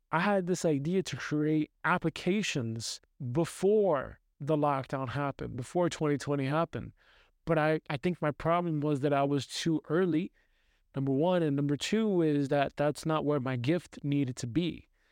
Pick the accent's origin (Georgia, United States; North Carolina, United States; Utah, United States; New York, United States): New York, United States; New York City; moved away as an adult; growing up in Brooklyn, New York, with a single mom